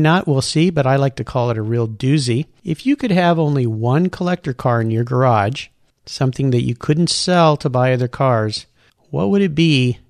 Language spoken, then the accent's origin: English; Southern California, United States; I grew up in Southern California surfing wind and sea.